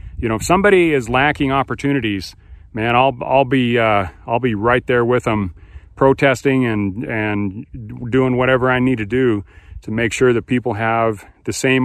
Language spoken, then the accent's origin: English; United States; being an American